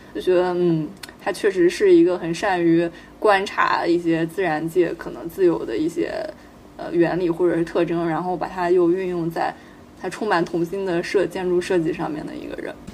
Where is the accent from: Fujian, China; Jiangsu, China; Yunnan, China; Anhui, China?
Anhui, China; 我作为一个安徽人